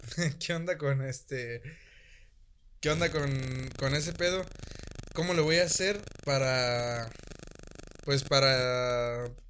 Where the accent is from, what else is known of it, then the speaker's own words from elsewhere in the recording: Michoacán, Mexico; soy de Michoacán